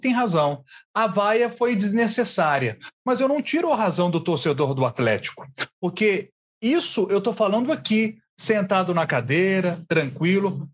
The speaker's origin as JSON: {"language": "Portuguese", "town": "Matozinhos", "region": "Minas Gerais", "country": "Brazil", "said": "do pessoal lá da minha terra, de Matozinhos"}